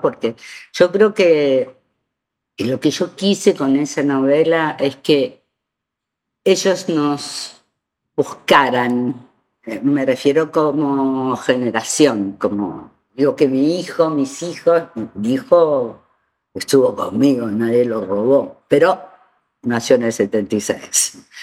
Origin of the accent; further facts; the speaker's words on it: Buenos Aires, Argentina; moved away as an adult; also born or lived in Spain; soy argentina